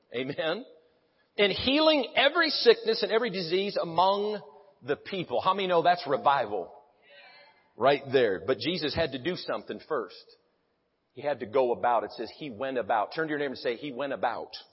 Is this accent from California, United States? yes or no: no; Branson, Missouri, United States; I'm from Branson, Missouri